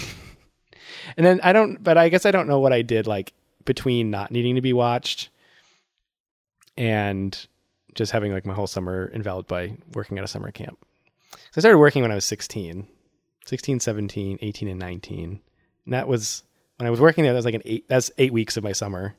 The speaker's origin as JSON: {"language": "English", "town": "Worcester", "region": "Massachusetts", "country": "United States", "tie": "born or raised there", "said": "my hometown, Worcester."}